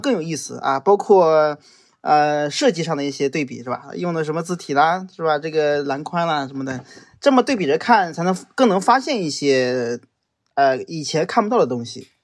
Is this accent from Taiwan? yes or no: no; China; 我作为一个中国人